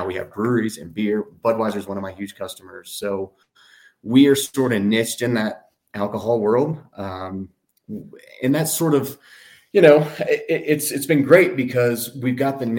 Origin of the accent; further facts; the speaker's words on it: Tennessee, United States; now in Colorado, United States; growing up in Tennessee